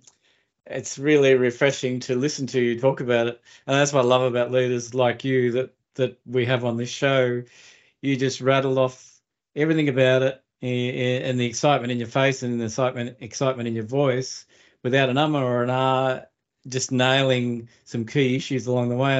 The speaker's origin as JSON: {"language": "English", "country": "Australia", "tie": "born or raised there"}